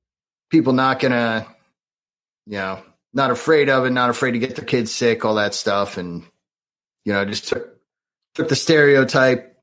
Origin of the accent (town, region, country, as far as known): Wilmington, Delaware, United States; born or raised there; also born or lived in Michigan